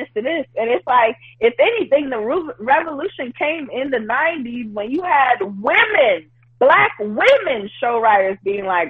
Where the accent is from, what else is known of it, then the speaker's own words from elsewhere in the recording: New York City, New York, United States; born and raised in Brooklyn, New York, born in East Flatbush, actually born in Bushwick, raised in East Flatbush, then East New York, and now Crown Heights.